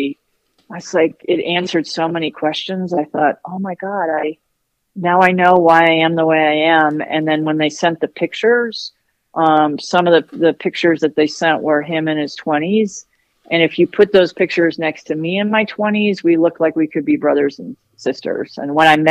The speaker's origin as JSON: {"language": "English", "town": "San Francisco", "region": "California", "country": "United States", "tie": "born or raised there", "said": "I was born in 63 in San Francisco."}